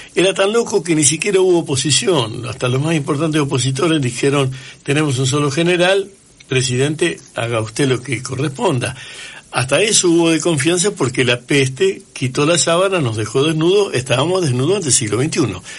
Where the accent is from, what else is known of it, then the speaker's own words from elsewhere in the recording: Santa Fe, Argentina; now in Rosario, Argentina; mi infancia fue en Santa Fe